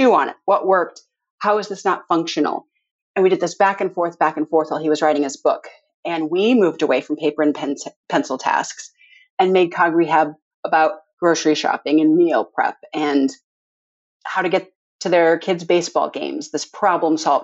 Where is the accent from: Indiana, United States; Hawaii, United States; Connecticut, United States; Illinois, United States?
Indiana, United States; Valparaiso; also born or lived in Evansville, Indiana; now in Indianapolis, United States; So I grew up in Valparaiso